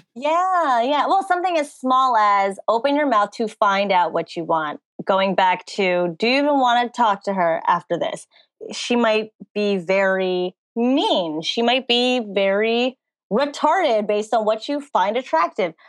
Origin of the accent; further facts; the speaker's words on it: New Jersey, United States; now in Hollywood, United States; I was born and raised in New Jersey. I now live in Hollywood, California